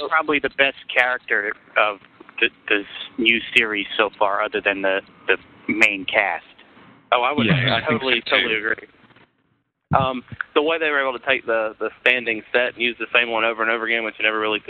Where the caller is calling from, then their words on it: Panama City, Florida, United States; also born or lived in Atlanta; I'm now in Panama City, Florida. I was in right outside of Atlanta.